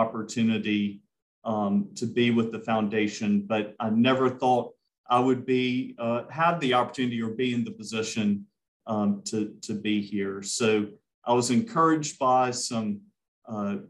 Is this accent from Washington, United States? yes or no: no; Columbia, South Carolina, United States; moved away as an adult; also born or lived in Clemson, South Carolina / Greenville, South Carolina; now in Spartanburg, United States; I am originally from Columbia. So after college, I returned home to Columbia